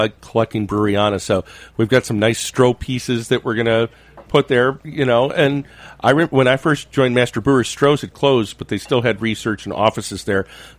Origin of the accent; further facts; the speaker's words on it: Michigan, United States; Growing up in Michigan